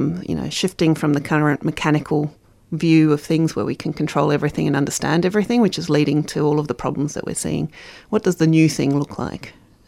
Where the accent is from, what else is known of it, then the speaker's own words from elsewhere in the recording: Brazil; also born or lived in South Africa; now in Australia; I was born in South Africa. I grew up in Brazil, moved to Australia in 82 from Dutch parents.